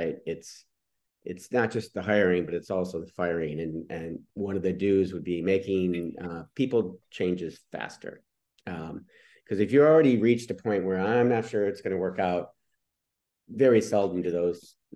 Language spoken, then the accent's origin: English; Detroit, Michigan, United States; I grew up in Detroit